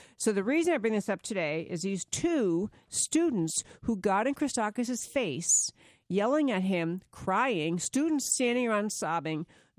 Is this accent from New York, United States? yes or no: yes; New York, United States; I'm from New York.